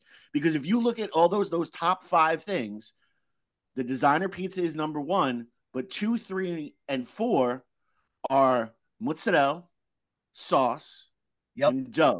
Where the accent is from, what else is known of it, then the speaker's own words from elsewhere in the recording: Long Island, New York, United States; now in New Haven, United States; I'm from Long Island.